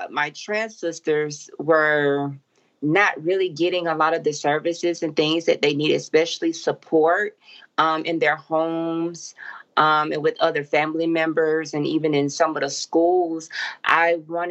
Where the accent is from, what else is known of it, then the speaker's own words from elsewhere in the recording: Macon, Georgia, United States; now in Atlanta, United States; here in Atlanta and also in my hometown, Macon